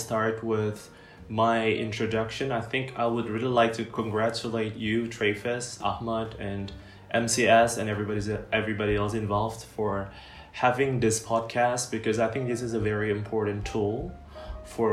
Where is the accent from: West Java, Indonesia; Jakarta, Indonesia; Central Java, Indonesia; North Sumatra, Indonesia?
West Java, Indonesia; Bandung; I'm originally from Bandung